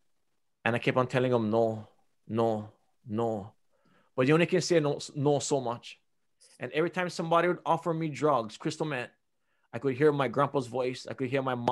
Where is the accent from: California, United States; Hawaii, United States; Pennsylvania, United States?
Hawaii, United States; Big Island; I was born and raised on the Big Island